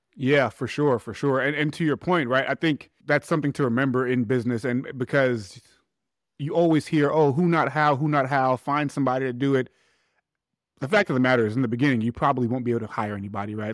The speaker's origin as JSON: {"language": "English", "town": "New York City", "region": "New York", "country": "United States", "tie": "born or raised there", "said": "I'm actually from Hollis, Queens. So Hollis from Hollis."}